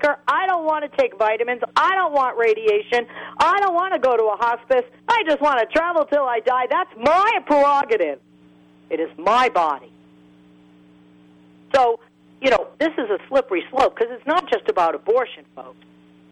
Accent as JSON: {"language": "English", "town": "Boston", "region": "Massachusetts", "country": "United States", "said": "I'm from Boston."}